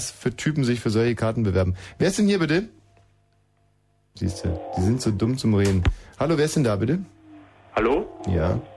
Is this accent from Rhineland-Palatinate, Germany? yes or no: no; Berlin, Germany; …. Und ich komme aus Berlin.